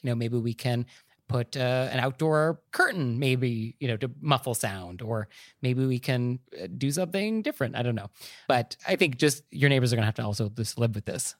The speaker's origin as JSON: {"language": "English", "area": "Marin County", "region": "California", "country": "United States", "said": "I'm actually from Marin County, and we are famous for our hot tubs"}